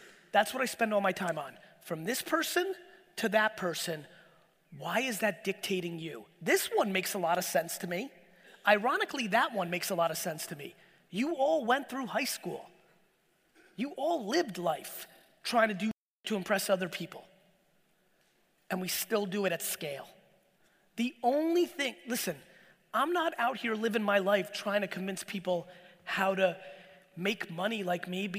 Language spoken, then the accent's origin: English; Edison, New Jersey, United States; born or raised there; English is a second language; also born or lived in Soviet Union